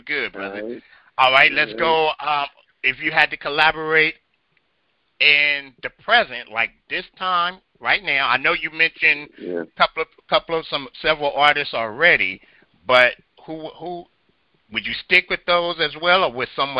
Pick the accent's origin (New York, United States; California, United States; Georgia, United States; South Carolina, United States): California, United States; Compton; I'm from Compton.